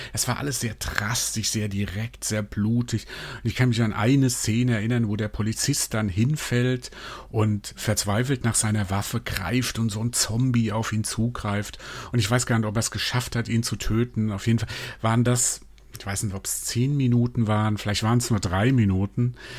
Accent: Mainz, Rhineland-Palatinate, Germany; ich bin in Mainz groß geworden

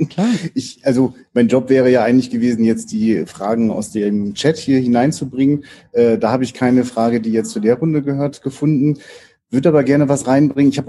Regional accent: Rostock, Mecklenburg-Vorpommern, Germany; Ich bin auch Rostocker

